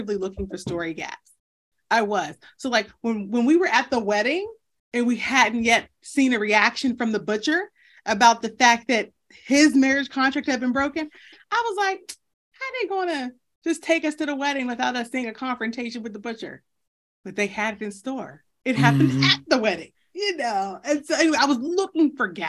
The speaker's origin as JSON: {"language": "English", "town": "Pittsburgh", "region": "Pennsylvania", "country": "United States", "tie": "born or raised there", "said": "growing up in Pittsburgh"}